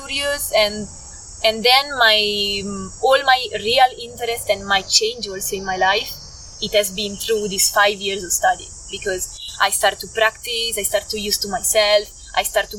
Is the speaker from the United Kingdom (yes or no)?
no; Milan, Lombardy, Italy; English is a second language; moved away as an adult; also born or lived in Portugal; I grew up in Milan, and Milan is a city.